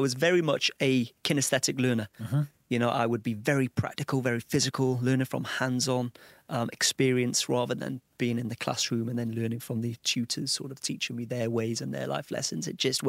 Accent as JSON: {"language": "English", "town": "Old Colwyn", "region": "Wales", "country": "United Kingdom", "said": "Old Colwyn. A small, sleepy place, you know, not a lot going on there."}